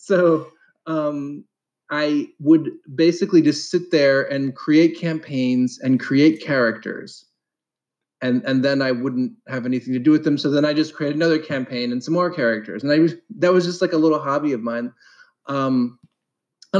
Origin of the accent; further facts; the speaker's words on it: Columbus, Ohio, United States; so I mostly grew up in Columbus, Ohio.